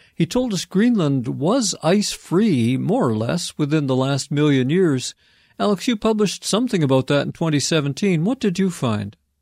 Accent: Vancouver, British Columbia, Canada; my hometown of Vancouver is a wet coastal city

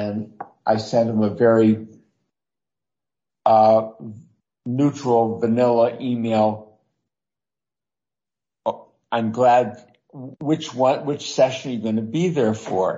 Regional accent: Lansing, Michigan, United States; moved away; it's my hometown, Lansing

